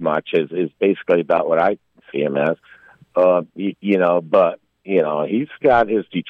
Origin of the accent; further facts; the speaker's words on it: Pennsylvania, United States; I was 10 years old. I grew up there in the Commonwealth of PA.